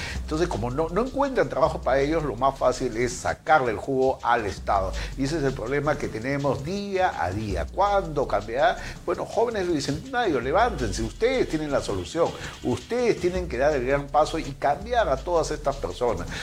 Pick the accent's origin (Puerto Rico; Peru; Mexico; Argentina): Peru; así somos los peruanos